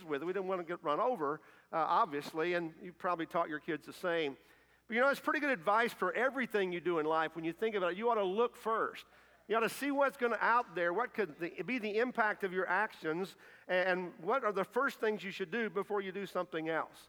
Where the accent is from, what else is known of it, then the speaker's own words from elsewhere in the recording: Kentucky, United States; moved away as an adult; also born or lived in Indiana; I'm not from Indiana. I'm from Kentucky, but I did mission work there for several years and got to come back home